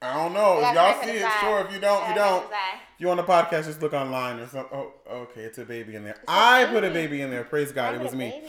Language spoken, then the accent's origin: English; Massachusetts, United States; moved away; I'm from Massachusetts